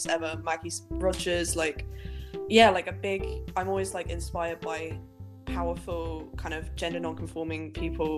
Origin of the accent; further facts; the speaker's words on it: Helensburgh, Scotland, United Kingdom; moved away as an adult; now in Manchester, United Kingdom; I grew up in Helensburgh's quite rural, really